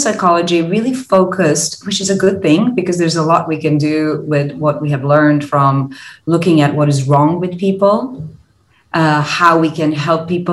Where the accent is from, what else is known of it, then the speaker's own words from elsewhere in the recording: Croatia; now in Singapore; I'm originally from Croatia